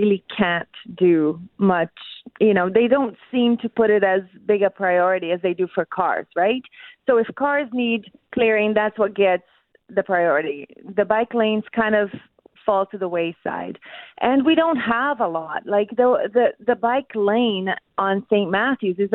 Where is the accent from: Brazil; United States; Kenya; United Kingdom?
Brazil; now in Winnipeg, Canada; I'm actually from Brazil